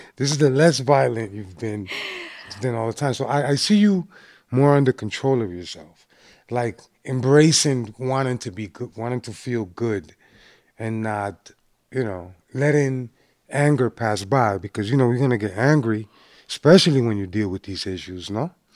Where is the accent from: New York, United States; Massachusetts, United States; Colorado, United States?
Massachusetts, United States; Boston; when growing up in Boston, you know, back in the nineties